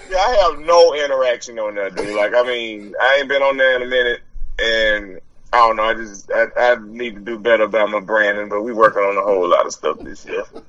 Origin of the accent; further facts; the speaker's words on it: Lipscomb, Alabama, United States; I'm from Lipscomb